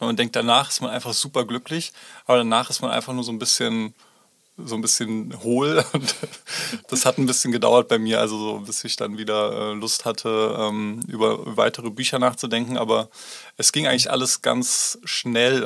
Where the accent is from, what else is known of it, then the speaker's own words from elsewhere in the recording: Baunatal, Hesse, Germany; now in Tübingen, Germany; in meine Heimatstadt geworden, Baunatal bei Kassel